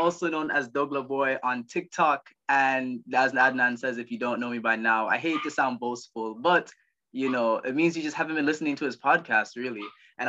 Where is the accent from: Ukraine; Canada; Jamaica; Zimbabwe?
Jamaica; now in United States; I'm Jamaican, but right now I live in the United States.